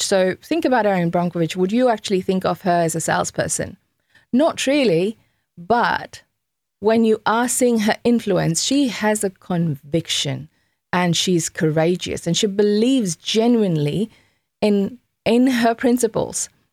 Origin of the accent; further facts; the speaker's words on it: Fiji; I'm from Fiji Islands